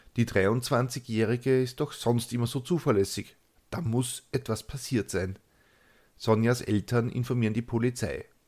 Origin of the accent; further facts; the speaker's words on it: Austria; accent: Austrian dialect; die dürften als einzige außerhalb Österreichs die gelegentlichen Ausbrüche in meinem eingeborenen Dialekt verstehen